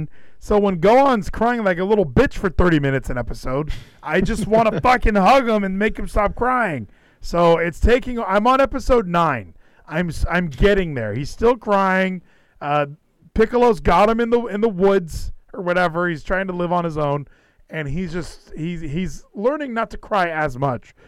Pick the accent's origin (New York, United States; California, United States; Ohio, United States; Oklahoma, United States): California, United States; moved away as an adult; now in Texas, United States; I'm from California